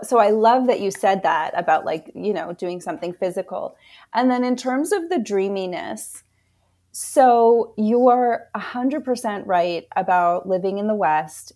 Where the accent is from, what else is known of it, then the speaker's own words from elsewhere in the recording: Canada; I was born in Canada